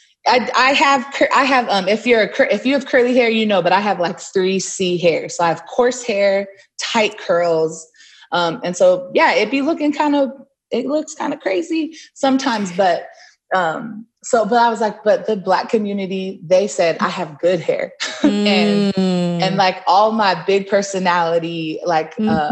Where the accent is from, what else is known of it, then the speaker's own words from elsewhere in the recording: Inland Empire, Southern California, United States; also born or lived in Long Beach, California; I grew up in so the Inland Empire